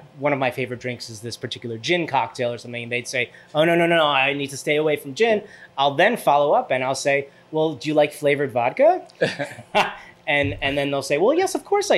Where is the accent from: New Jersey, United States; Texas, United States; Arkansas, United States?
New Jersey, United States; West Orange; my dad is in West Orange, New Jersey. That's where I grew up.